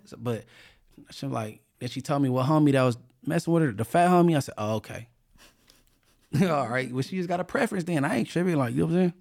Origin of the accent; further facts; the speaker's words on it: California, United States; I'm only from California